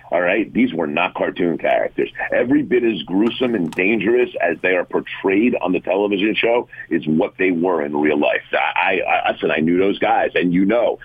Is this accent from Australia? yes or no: no; West Orange, New Jersey, United States; I grew up in West Orange. I graduated from West Orange High School